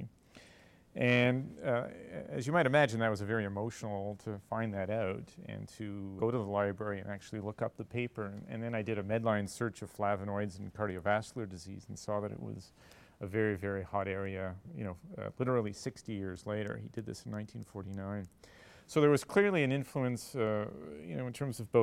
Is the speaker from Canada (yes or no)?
yes; Montreal, Quebec, Canada; I grew up in Montreal and come from a medical family.